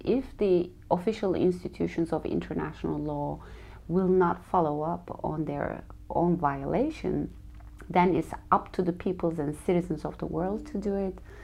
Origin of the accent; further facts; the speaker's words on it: Turkey; moved away as an adult; also born or lived in New York City; I'm from Turkey